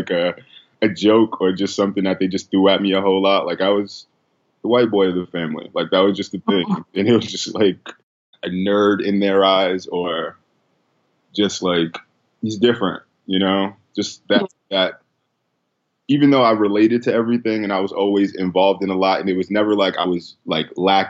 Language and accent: English; New York City, New York, United States; I was born and raised in the Bronx